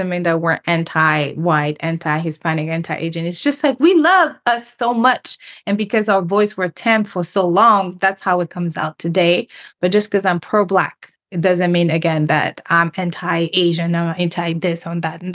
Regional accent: Senegal; moved away; also born or lived in Cape Verde; I'm originally from Senegal, but my family is from Cape Verde.

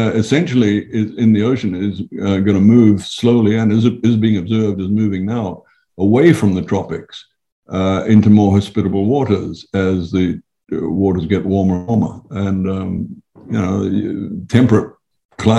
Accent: Fiji; I come from Fiji

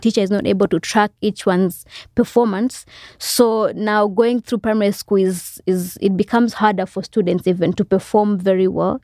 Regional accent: Malawi; also born or lived in Rwanda / Congo; I grew up, for the most part, in Zale-, like a refugee camp. When we got there, I was about eight years old

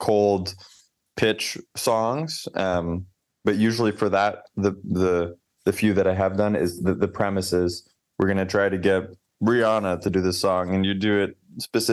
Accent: Canada; as a Canadian

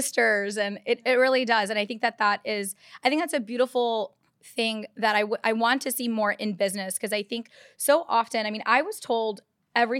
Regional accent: Texas, United States; also born or lived in Chicago, Illinois, United States; I grew up in Texas most of my life

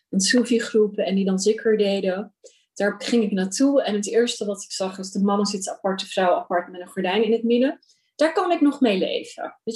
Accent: Amsterdam, North Holland, Netherlands; als Amsterdamse, maar ik denk ook gewoon als Nederlandse, dat rituelen steeds minder plek hebben in mijn leven

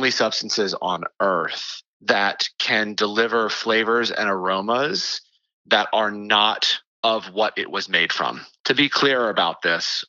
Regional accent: the South, United States; I grew up in the South

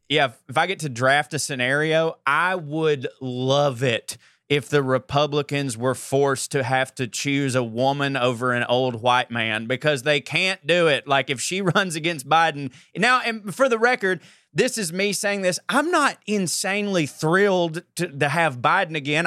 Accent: Georgia, United States; I'm from Georgia

